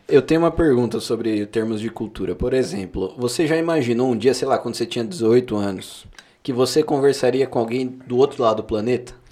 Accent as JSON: {"language": "Portuguese", "region": "São Paulo", "country": "Brazil", "said": "nós somos paulistas"}